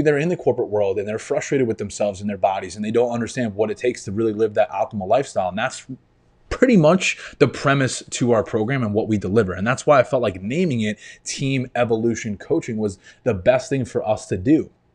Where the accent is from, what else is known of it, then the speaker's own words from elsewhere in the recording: New York, United States; moved away as an adult; now in Florida, United States; I grew up in New York. I spent twenty-five years there